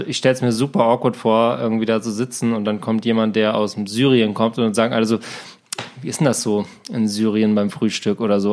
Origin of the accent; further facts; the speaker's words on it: Germany; ich komme aus Deutschland